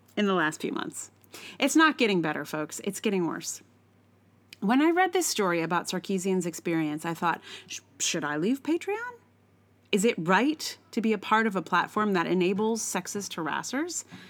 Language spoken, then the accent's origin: English; the South, United States; I'm from the South